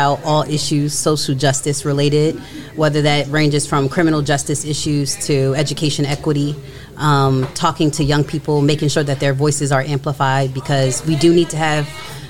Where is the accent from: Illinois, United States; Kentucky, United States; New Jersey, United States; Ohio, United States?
New Jersey, United States; Trenton; Wasn't born, but definitely raised.